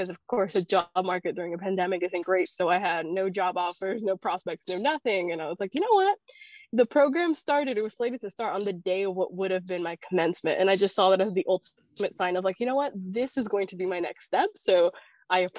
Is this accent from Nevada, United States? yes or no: no; Miami, Florida, United States; I'm from Miami, Florida, currently moving to Washington, D.C., so that'll change soon.